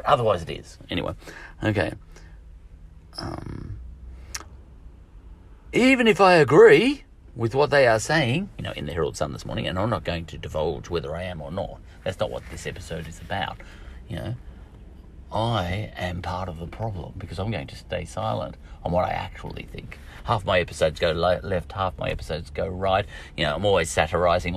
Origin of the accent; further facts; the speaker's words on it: Australia; I'm only an Australian